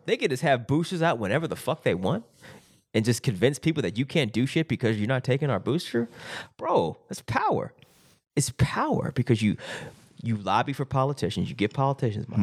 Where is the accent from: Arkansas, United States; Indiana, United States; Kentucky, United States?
Arkansas, United States; Springdale; in my hometown of Springdale, Arkansas.